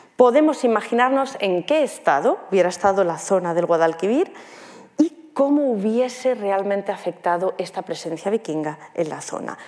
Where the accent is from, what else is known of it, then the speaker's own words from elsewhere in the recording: near Guardamar, Alicante, Valencian Community, Spain; desemboca en Guardamar, en Alicante, muy cerca de donde yo soy